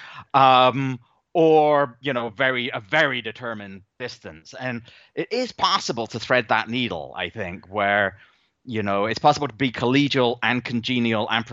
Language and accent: English; England, United Kingdom; I grew up in England, and that country in the late 1970s and early 1980s was at times a pretty horrendous place to be